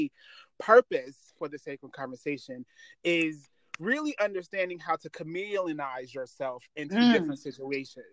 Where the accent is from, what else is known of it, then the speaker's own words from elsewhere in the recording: Virginia, United States; I grew up in Virginia and in the Black church